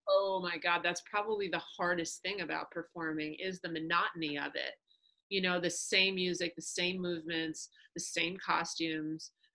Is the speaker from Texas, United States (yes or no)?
no; New York, United States; moved away as an adult; also born or lived in Kansas City; I was born and raised in New York, wanted to be closer to my family